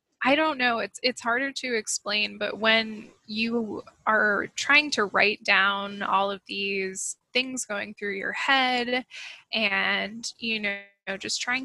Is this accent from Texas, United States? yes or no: no; Maine, United States; I grew up in Maine, not too far from where I actually live now